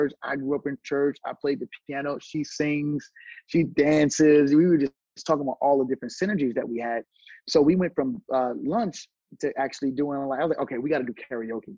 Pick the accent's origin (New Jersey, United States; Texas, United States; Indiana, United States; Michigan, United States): New Jersey, United States; New Brunswick; moved away as an adult; also born or lived in Los Angeles / Atlanta; born and raised in New Brunswick, New Jersey